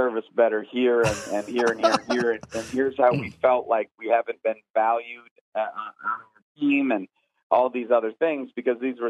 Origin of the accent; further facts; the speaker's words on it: Northeast, United States; also born or lived in the South; now in Southern United States; I'm from the Northeast